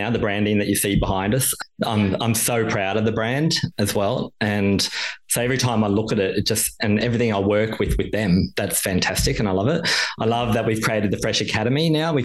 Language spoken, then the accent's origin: English; Queensland, Australia; now in Melbourne, Australia; Queensland, my hometown as well.